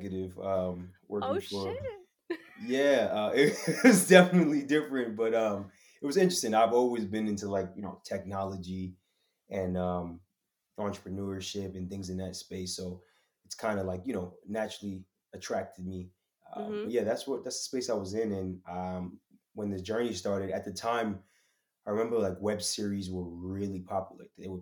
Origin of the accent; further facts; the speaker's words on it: New York City, New York, United States; I'm from Queens